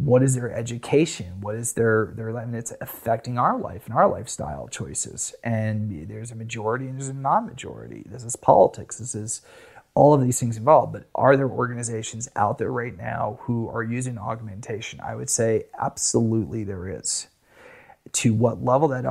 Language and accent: English; United States; I'm American